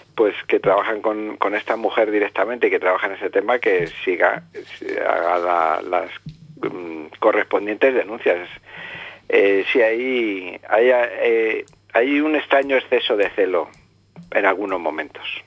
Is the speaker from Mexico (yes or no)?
no; Spain; me he educado en la tradición católica como todo español que ha ido de, mi generación